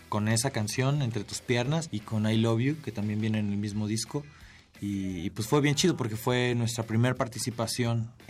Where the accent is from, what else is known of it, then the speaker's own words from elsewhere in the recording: Acapulco, Guerrero, Mexico; desde lo tropical, nosotros somos de Acapulco